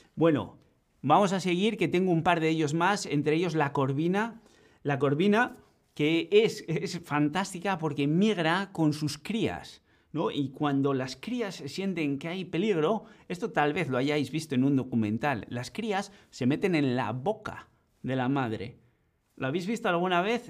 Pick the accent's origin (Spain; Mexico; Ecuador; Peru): Spain; Basque Country; yo que vengo de Euskadi